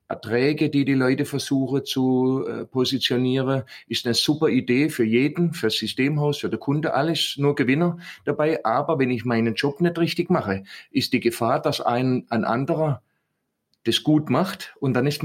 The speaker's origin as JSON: {"language": "German", "region": "Southern Germany", "country": "Germany", "accent": "Swabian", "said": "ich bin ja aus dem Süden"}